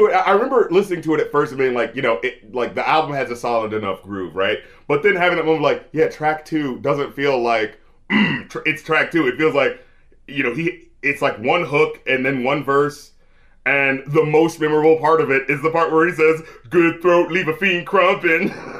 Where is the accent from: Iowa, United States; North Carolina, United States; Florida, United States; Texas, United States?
North Carolina, United States; even though I'm from North Carolina